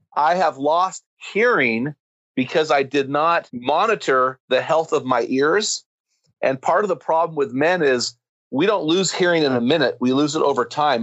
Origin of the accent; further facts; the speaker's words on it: United States; I'm an American